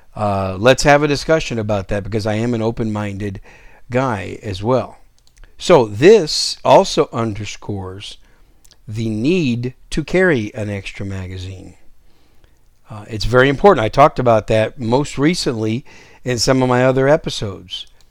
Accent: Wisconsin, United States; moved away as an adult; Most of you know Wisconsin's my home state, and, uh, I was, I was raised there for the better part of my, well, for my entire childhood and early young adult years

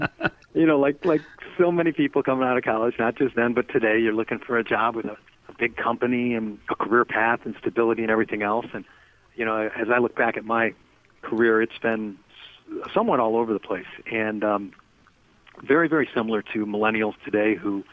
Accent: Detroit, Michigan, United States; moved away; I was born in Detroit and grew up there and went to school at a place called Eastern Michigan University

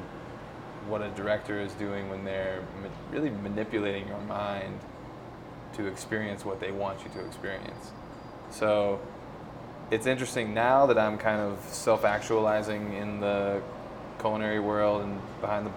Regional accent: Tennessee, United States; moved away as an adult; now in Colorado, United States; Rachel and I grew up together in Tennessee

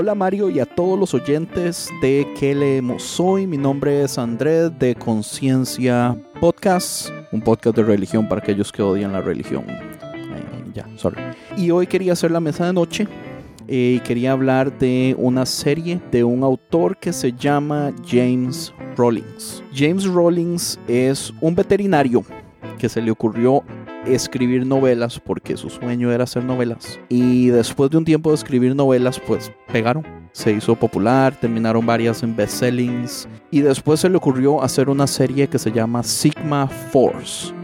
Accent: Costa Rica; yo soy tico

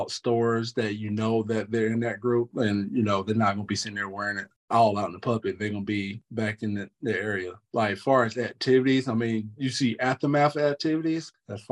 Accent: North Carolina, United States; I grew up in North Carolina, you know, born and raised.

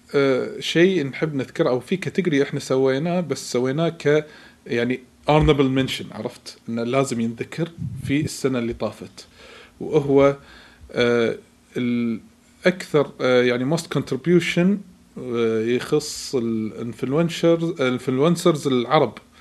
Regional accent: Kuwait; عندنا بالكويت

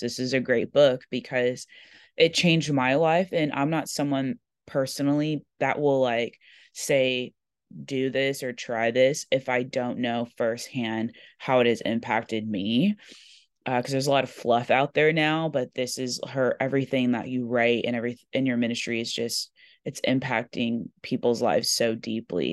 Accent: Corona, California, United States; I grew up in Corona, California.

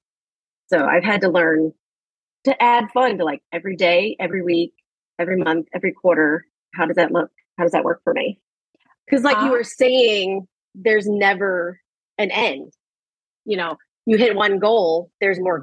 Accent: St. Louis, Missouri, United States; now in New York, United States; I live in New York and I grew up in St. Louis

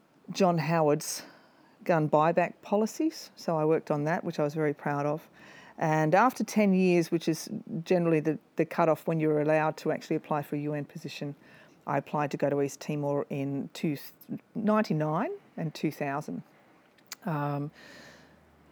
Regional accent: South Coast, New South Wales, Australia; I grew up on the South Coast, New South Wales, and I joined the AFP in 1990.

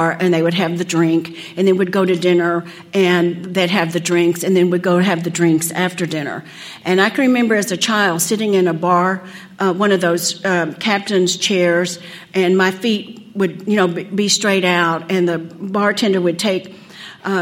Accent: Odessa, Texas, United States; I grew up in Odessa, Texas.

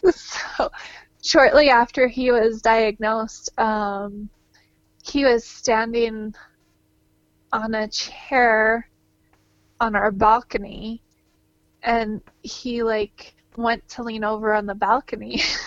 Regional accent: Georgia, United States; now in Utah, United States; I grew up in Georgia

